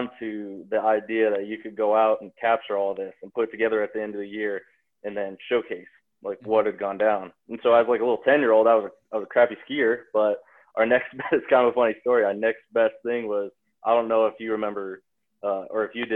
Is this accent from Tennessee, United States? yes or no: no; Bozeman, Montana, United States; growing up in Bozeman, Montana, it's obviously a ski town